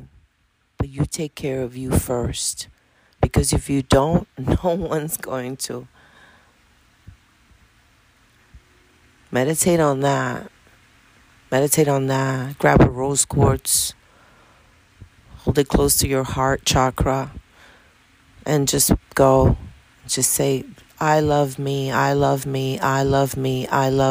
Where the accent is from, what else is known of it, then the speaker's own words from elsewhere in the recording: New York City, New York, United States; also born or lived in Dominican Republic / Bronx; I was born in the Dominican Republic, and I was raised in Washington Heights. I lived in the Heights until I was like 32 years old.